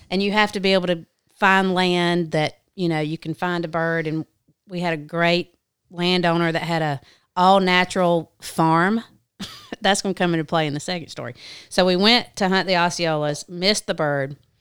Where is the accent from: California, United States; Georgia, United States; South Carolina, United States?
South Carolina, United States; I grew up in South Carolina. Obviously, I'm from the South.